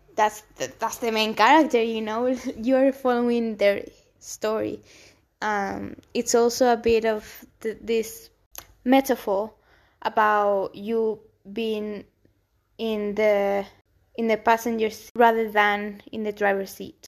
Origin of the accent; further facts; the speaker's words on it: Gran Canaria, Canary Islands, Spain; English is a second language; moved away as an adult; also born or lived in Almería, Spain / Madrid, Spain / London, United Kingdom; I was born in Spain specifically in the south, in Almería, and then I was raised actually in the Canary Islands, Gran Canaria